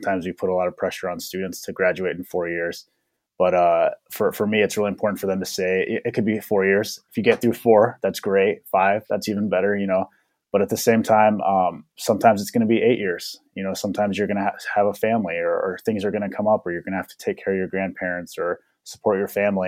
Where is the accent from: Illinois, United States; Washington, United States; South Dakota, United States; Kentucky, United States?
South Dakota, United States; Winner; moved away as an adult; also born or lived in Denver, Colorado / Minnesota; I was born and raised in Denver, Colorado. My dad participated in the relocation program in the 1960s, so I grew up in Denver, have a lot of connections to the Denver area, and then ultimately moved to Winter, South Dakota in about, I think, when I was 8 or 9, late 90s, early 2000s, and so actually grew up there for high school